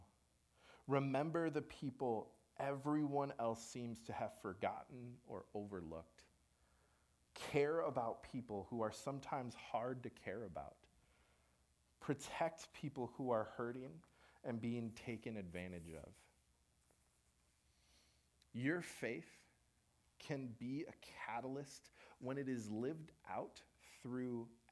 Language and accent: English; Minnesota, United States; we're from Minnesota